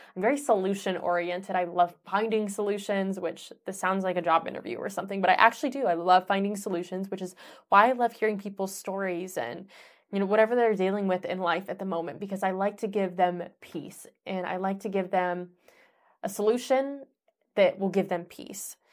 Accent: Michigan, Ohio area, Midwest, United States; I grew up in Michigan, Ohio area

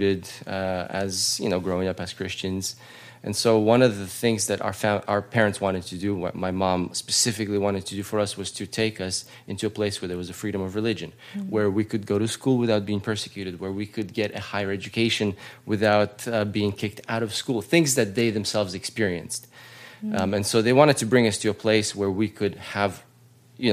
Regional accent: Latvia; also born or lived in Russia; now in United States; I was born in Latvia

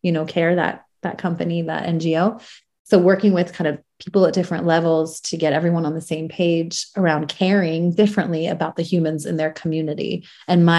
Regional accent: United States; also born or lived in Iran; my family and I, we left as refugees and went to America when I was quite young

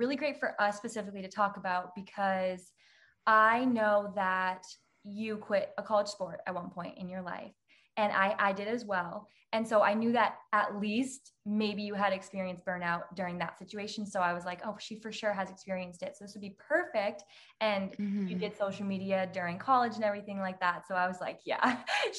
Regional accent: New Hampshire, United States; moved away as an adult; now in Florida, United States; I'm from New Hampshire. I just moved to Florida now, but I lived in New Hampshire my whole life.

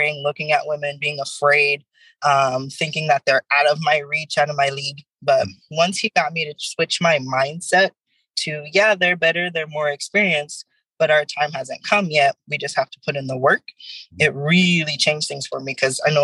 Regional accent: Fontana, California, United States; also born or lived in Riverside; I went down the middle school down the street from here. I went to high school in Riverside. My mother lives in San Bernardino. So my entire life, I've been in the Inland Empire area

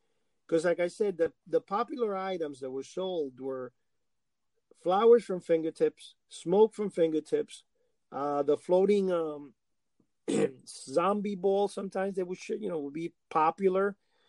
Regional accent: Cuba; English is a second language; growing up in Cuba, when I was very small in a farm

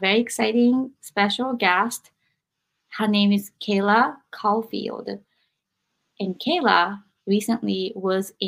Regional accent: Japan; growing up in Japan

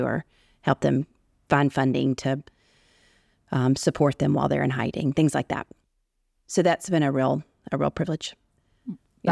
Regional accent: United States; born or raised there; moved away as an adult; also born or lived in Washington, D.C.; now in Arabian Peninsula

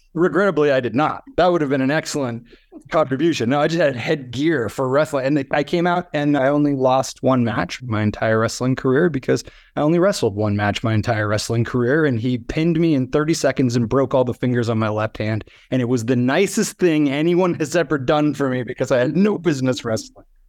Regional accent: South Dakota, United States; moved away as an adult; also born or lived in Los Angeles; growing up in South Dakota

